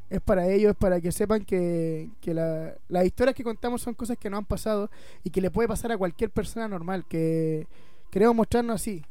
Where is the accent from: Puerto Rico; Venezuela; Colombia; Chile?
Chile; Puerto Varas, Los Lagos; Somos de Puerto Vara, eh, nos criamos aquí y no nos hemos ido de acá